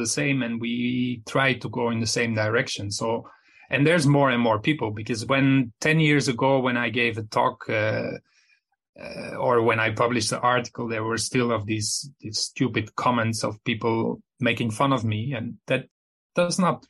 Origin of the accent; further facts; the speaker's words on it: Flanders, Belgium; I'm from Belgium, which is just next to Netherlands. I mean, my hometown is 30 kilometers from the Netherlands, and they speak the same language.